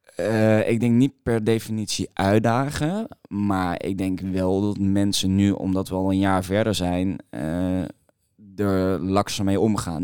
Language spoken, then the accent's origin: Dutch; Maastricht, Limburg, Netherlands; now in Amsterdam, Netherlands; ik kom uit Maastricht